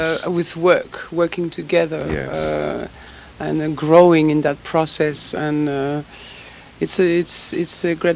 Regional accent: Geneva, Switzerland; also born or lived in New York City, United States; now in Los Angeles, United States; I grew up in Geneva as well

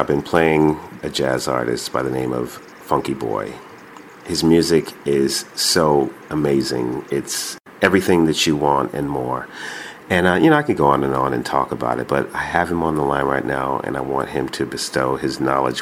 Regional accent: New York, United States; I'm from New York

